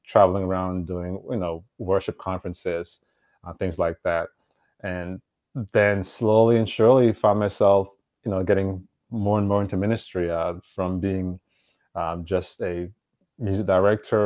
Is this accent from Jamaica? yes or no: yes; Kingston, Jamaica; moved away as an adult; also born or lived in Boston / Florida; now in Berkeley, United States; I was actually born and raised in Jamaica. And I know usually people say, everyone's from Kingston. Well, I am from Kingston, went to high school in Kingston. So I grew up there